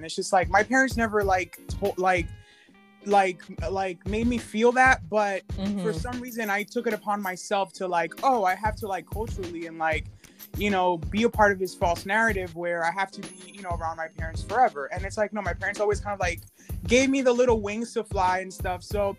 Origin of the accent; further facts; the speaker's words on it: New Jersey, United States; also born or lived in Santo Domingo, Dominican Republic; I'm originally from the Caribbean, de Santo Domingo, and I grew up in Jersey, and then I finished high school in New Jersey. I was kind of like that kid who was like back and forth between DR and the East and United States.